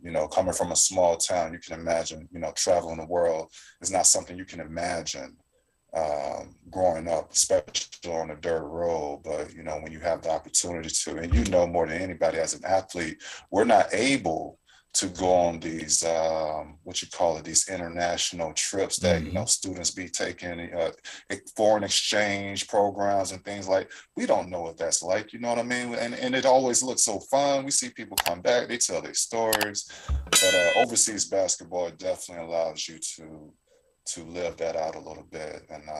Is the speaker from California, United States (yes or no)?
no; Florida, United States; also born or lived in St. Mary's, Georgia; I grew up in North Florida. I was born in St. Mary's, Georgia. Both of my parents is in the Navy. I was a Navy kid.